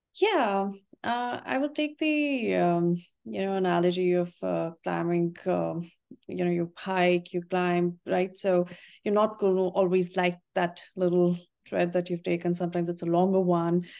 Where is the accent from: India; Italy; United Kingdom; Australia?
India; North India; moved away; I am from India and, uh, tea was what, you know, we grew up drinking